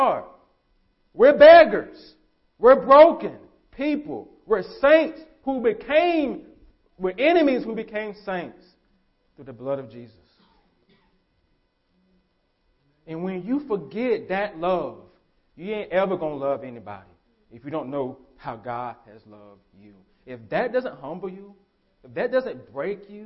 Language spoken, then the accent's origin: English; United States; As American Christians, because we're Americans.